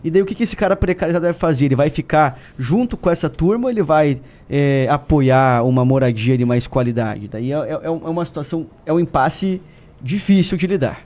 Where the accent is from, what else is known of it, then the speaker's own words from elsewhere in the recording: Paraná, Brazil; moved away; lá no Paraná também, que é de onde eu venho